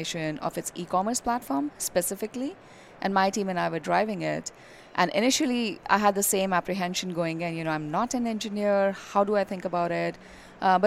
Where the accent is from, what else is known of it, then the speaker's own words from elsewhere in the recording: Delhi, India; moved away; also born or lived in Minneapolis / Bay Area; I'm from Delhi, where it's extremely hot.